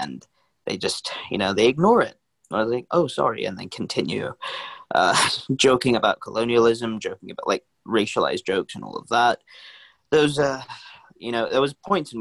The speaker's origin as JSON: {"language": "English", "region": "London", "country": "United Kingdom", "accent": "urban London", "said": "my accent's pretty urban, it's pretty London"}